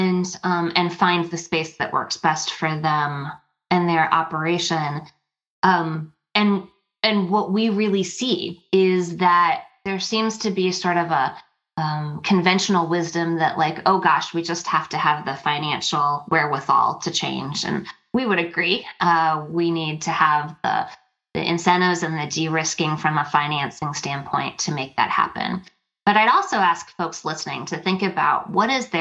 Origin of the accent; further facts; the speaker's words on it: Minnesota, United States; my home state here, the great